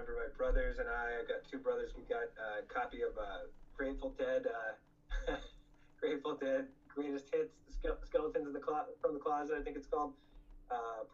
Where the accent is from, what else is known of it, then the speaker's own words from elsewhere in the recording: Rochester, New York, United States; also born or lived in Buffalo, New York; I am from the beautiful city of Rochester, New York